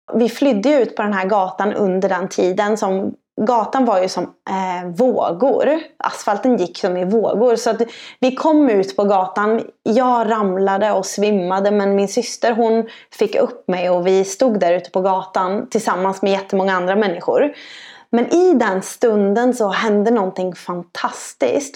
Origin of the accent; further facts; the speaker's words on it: Sweden; som svensk